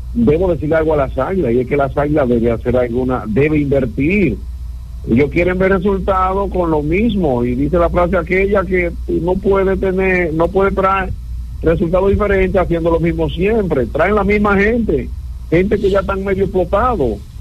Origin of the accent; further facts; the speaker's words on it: Santiago de los Caballeros, Santiago, Dominican Republic; Yo soy un liceísta santiaguero o un santiaguero liceísta